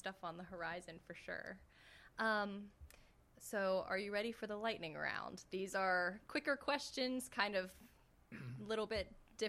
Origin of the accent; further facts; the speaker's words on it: Pittsburgh, Pennsylvania, United States; now in Jefferson Parish, United States; I'm originally from Pittsburgh, Pennsylvania